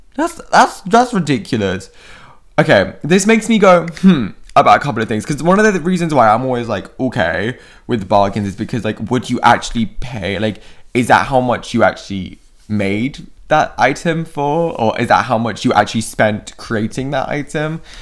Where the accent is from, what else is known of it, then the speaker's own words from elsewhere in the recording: United Kingdom; I'm British also